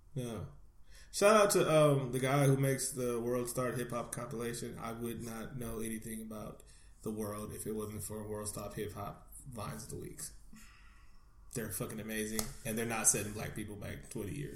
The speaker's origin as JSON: {"language": "English", "area": "Bay Area", "region": "California", "country": "United States", "said": "I'm not even from Northern California. I'm from the Bay Area"}